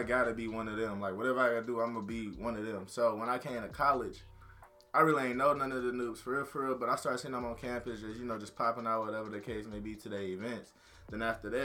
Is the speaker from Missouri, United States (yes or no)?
yes; St. Louis, Missouri, United States; moved away as an adult; now in Warrensburg, United States; I'm from St. Louis